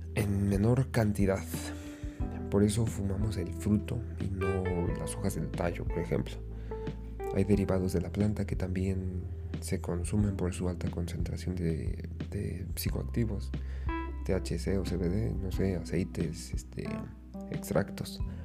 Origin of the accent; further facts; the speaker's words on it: Mexico; mi país. En mi país, México